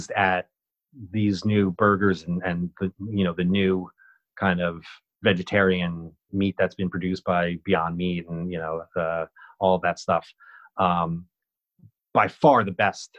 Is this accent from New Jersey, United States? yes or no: yes; Dumont, New Jersey, United States; now in Brooklyn, United States; growing up in Dumont contributed to that thick skin